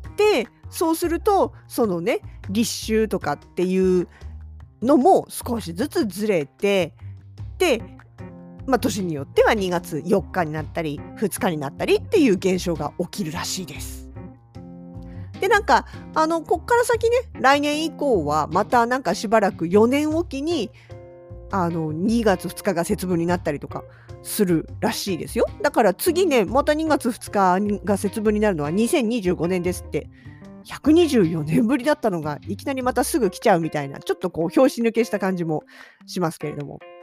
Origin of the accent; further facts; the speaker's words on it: Kanto, Japan; now in Hokkaido, Japan; 関東育ちの私